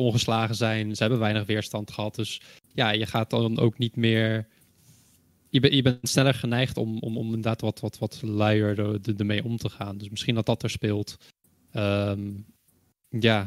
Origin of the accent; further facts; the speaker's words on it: Netherlands; ik kom zelf uit Nederland.